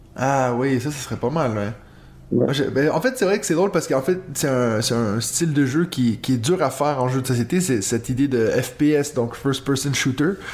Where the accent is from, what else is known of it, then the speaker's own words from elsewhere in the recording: Quebec, Canada; moved away as an adult; now in Switzerland; je viens du Québec